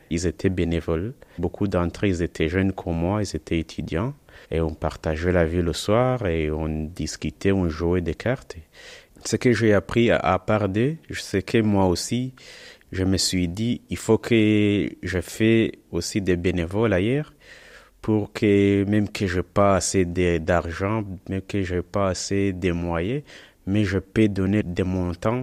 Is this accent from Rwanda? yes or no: yes; Rwanda; moved away as an adult; now in France; je viens du Rwanda et je suis arrivé en France euh, dans le mois de novembre 2018